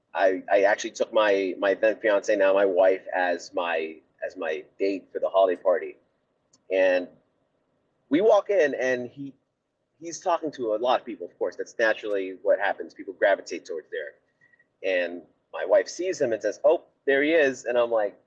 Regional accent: Miami, Florida, United States; my hometown team

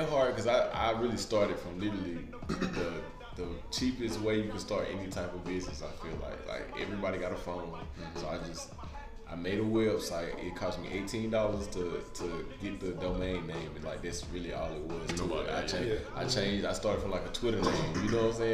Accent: Spartanburg, South Carolina, United States; born and raised in Spartanburg

